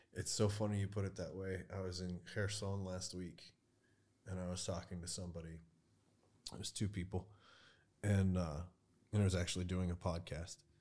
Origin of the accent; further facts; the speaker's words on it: United States; moved away as an adult; now in Ukraine; I speak shitty Ukrainian, I'm an American